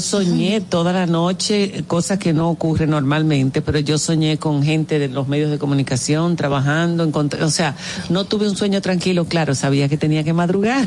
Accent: Dominican Republic; moved away as an adult; also born or lived in Spain

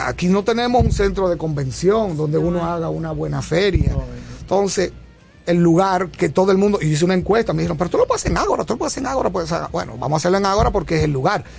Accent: Barahona, Dominican Republic; moved away as an adult; yo nací en Barahona y vine a la universidad a los 17 años

